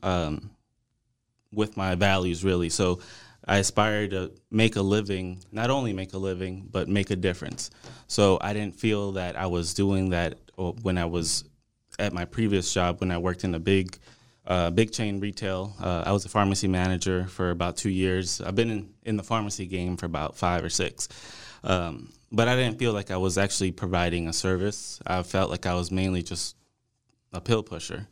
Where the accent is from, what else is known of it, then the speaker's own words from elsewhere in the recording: New Orleans, Louisiana, United States; also born or lived in Monroe, Louisiana; now in Dallas, United States; originally, I'm from New Orleans.